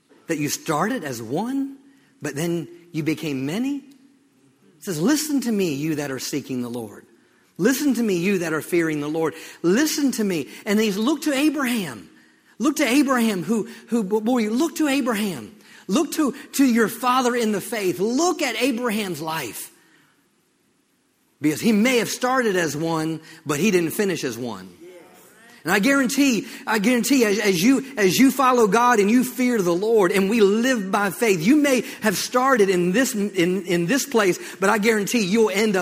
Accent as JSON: {"language": "English", "region": "Maryland", "country": "United States", "tie": "born or raised there", "moved": "yes", "said": "I grew up in Maryland"}